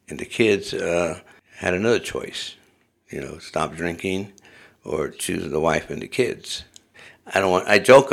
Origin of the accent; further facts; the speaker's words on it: Los Angeles, California, United States; moved away as an adult; now in Moscow, Idaho, United States; I grew up in Southern California in neighborhoods of Los Angeles.